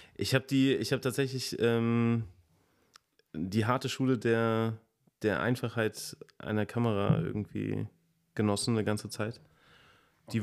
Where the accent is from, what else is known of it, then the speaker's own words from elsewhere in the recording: a village south of Giessen, Hesse, Germany; now in Giessen, Germany; ich komme auch aus dem Dorf. Also von daher, ja, also süd, südlich von Gießen